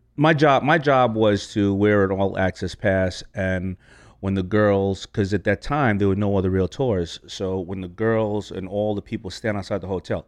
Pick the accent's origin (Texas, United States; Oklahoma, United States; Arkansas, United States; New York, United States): New York, United States; New York City; I grew up not only in New York, I grew up in Hollis, Queens